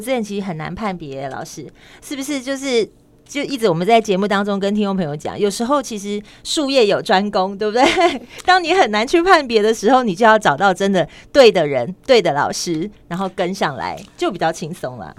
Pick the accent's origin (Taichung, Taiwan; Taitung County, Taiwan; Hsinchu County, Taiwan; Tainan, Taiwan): Tainan, Taiwan; now in Taipei, Taiwan; 虽然在台北生活很久，但是我还是要讲说我出生在台南